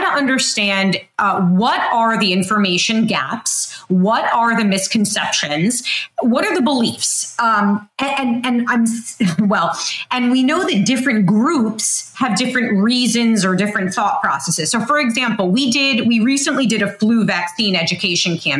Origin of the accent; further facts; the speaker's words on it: New York City, New York, United States; I grew up in South Brooklyn.